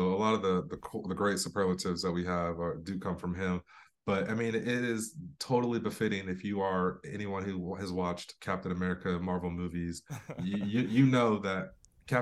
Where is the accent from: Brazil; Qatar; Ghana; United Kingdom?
United Kingdom; England; moved away; also born or lived in Florida; I was born in Florida, but I spent a lot of time. I was raised in England